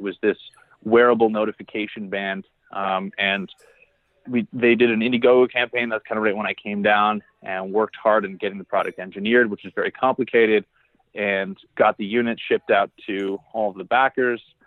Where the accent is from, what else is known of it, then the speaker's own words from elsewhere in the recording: Barrie, Ontario, Canada; I actually grew up in Barrie, Ontario, Canada